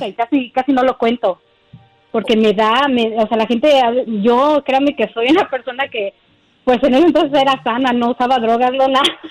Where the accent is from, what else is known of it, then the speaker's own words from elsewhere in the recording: Mexico City, Mexico; yo soy de la Ciudad de México